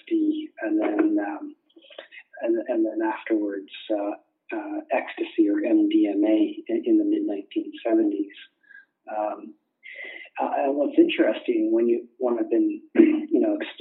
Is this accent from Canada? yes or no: yes; Canada; I'm from Canada